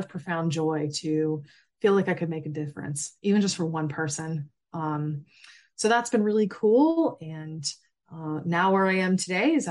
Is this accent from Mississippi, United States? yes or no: no; Massachusetts, United States; I grew up in Massachusetts